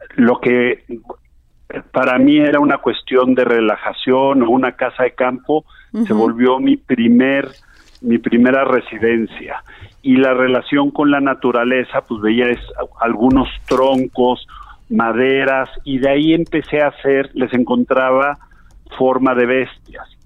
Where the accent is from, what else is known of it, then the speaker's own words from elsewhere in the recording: Mexico; nosotros como mexicanos